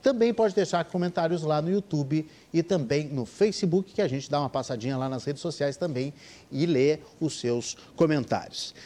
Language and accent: Portuguese; Porto Alegre, Rio Grande do Sul, Brazil; eu sou porto-alegrense